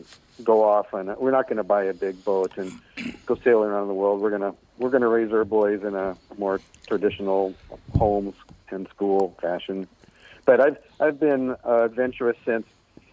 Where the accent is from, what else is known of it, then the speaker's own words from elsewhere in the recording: Bremerton, Washington, United States; Right where I am now, Bremerton, Washington.